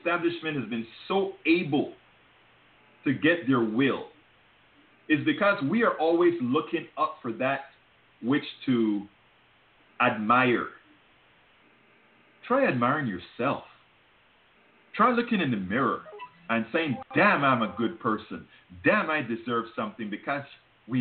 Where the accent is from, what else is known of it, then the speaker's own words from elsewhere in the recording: Panama; now in United States; I'm from Panama